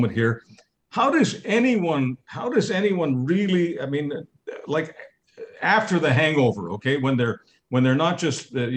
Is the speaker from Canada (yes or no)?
yes; Montreal, Quebec, Canada; I come from Montreal.